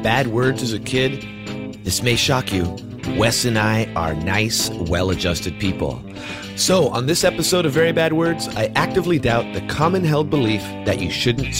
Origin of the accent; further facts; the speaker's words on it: Bay Area, California, United States; where I grew up in the Bay Area.